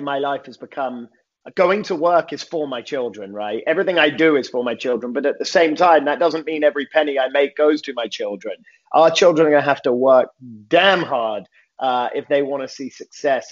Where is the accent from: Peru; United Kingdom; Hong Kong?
United Kingdom; London; moved away as an adult; now in Los Angeles, United States; born and raised in London, England